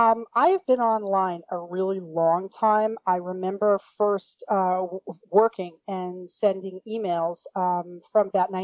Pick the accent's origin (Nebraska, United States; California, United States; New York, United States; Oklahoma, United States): New York, United States; New York City; now in New Jersey, United States; And I'm originally from Brooklyn, I will say.